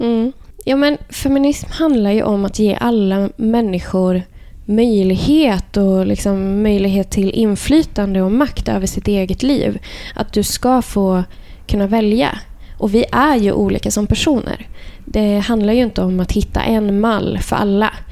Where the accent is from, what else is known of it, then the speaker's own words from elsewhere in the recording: Värmland, Sweden; jag är uppväxt i Värmland